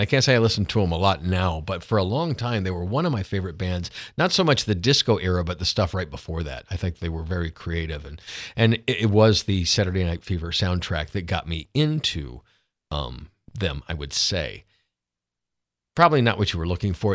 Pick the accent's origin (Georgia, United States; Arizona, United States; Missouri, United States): Georgia, United States; Lawrenceville; I grew up outside of Atlanta in Gwinnett County.